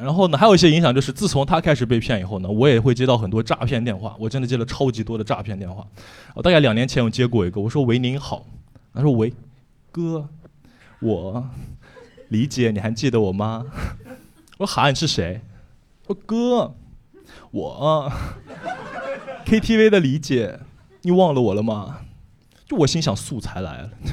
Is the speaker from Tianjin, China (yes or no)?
no; Taiyuan, Shanxi, China; also born or lived in Canada; now in Suzhou, China; 我是个山西人，山西太原人，然后我在苏州生活快五年了